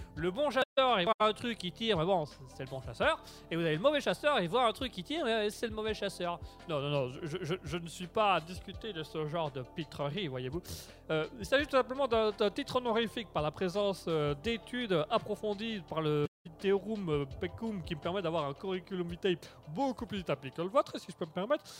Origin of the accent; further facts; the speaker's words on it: Belgium; nous sommes belges. On est belges